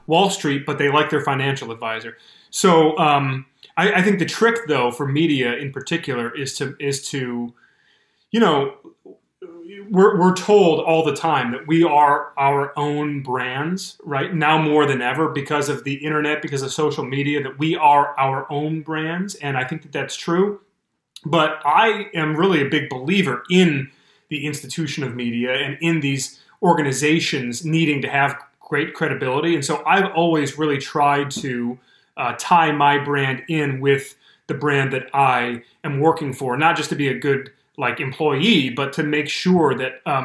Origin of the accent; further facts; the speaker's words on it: Detroit, Michigan, United States; I grew up every day in Metro Detroit